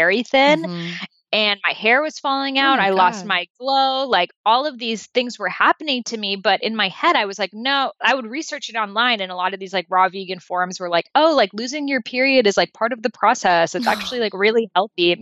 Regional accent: Boston, Massachusetts, United States; I grew up in Boston

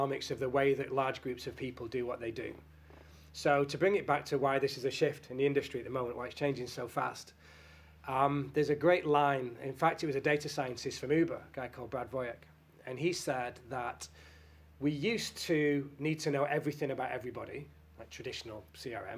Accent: Salford, North West England, United Kingdom; I'm from Salford, I'm from Manchester

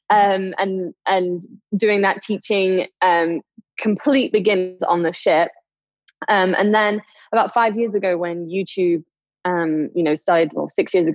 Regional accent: England, United Kingdom; moved away as an adult; now in Las Vegas, United States; I'm originally from England. I live out in Las Vegas right now

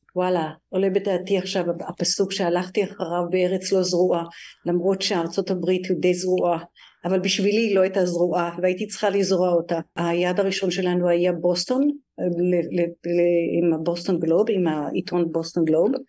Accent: Tel Aviv, Tel Aviv District, Israel; moved away as an adult; now in New York, United States; אני במקור מתל אביב, מהדר יוסף, שזה שכונה צפונית לתל אביב

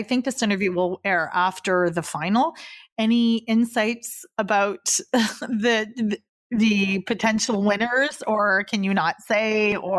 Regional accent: East Coast of Canada, Canada; now in Toronto, Canada; I grew up on the East Coast of Canada and there's a fairly, you know, impressive Ultimate Frisbee scene there, which surprised me. And I am in Toronto now.

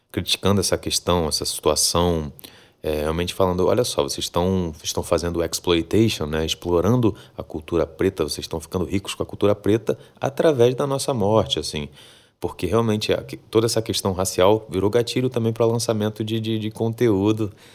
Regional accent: Rio de Janeiro, Brazil; also born or lived in Salvador, Bahia; Eu sou soteropolitano, para quem não sabe, mas sou criado aqui no Rio de Janeiro também

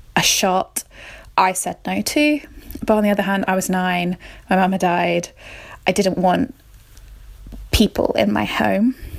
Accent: Somerset, South West England, United Kingdom; I'm from Somerset in England

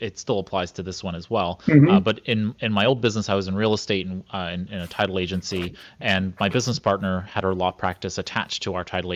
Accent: New York City, New York, United States; I grew up in Brooklyn

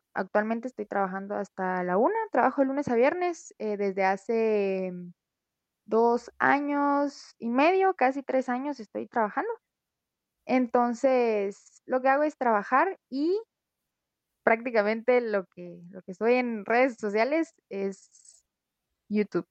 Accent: Guatemala; como ciudadano guatemalteco

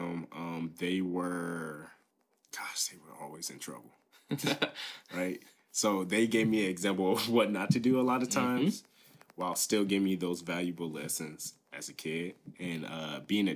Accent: Liberty Township, Ohio, United States; also born or lived in Dayton, Ohio / Germany / Hamilton, Ohio; We grew up, like, just all together on a military base. Traveled around my first year of my life. We were in Germany, moved around. Eventually, we settled down around here in Liberty Township

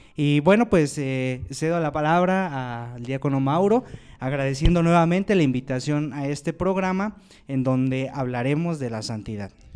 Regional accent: Lerma, State of Mexico, Mexico; soy originario de Lerma, Estado de México

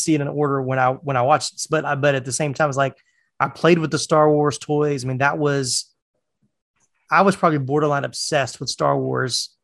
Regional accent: North Carolina, United States; also born or lived in Jacksonville; now in Atlanta, United States; I was born in North Carolina.

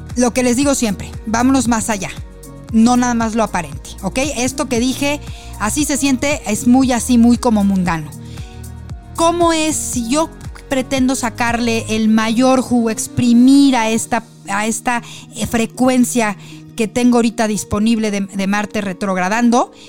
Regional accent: Mexico; como somos nosotros los mexicanos

